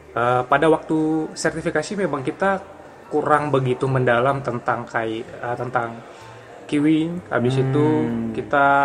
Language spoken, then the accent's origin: Indonesian; Bangka Belitung Islands, Indonesia; Jadi kebetulan pada waktu itu tempat yang terdekat dari tempat saya dari Bangka Belitung itu di Bandung.